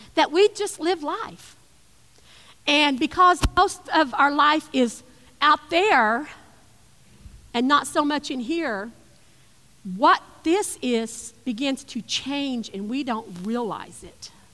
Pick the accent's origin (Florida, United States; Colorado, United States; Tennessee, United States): Tennessee, United States; East; I lived in East Tennessee.